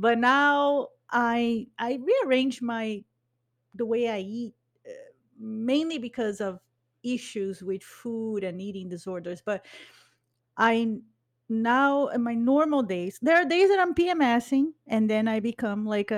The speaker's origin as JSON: {"language": "English", "country": "Brazil", "tie": "born there", "said": "but I was born in Brazil. So I identify with the culture in Brazil."}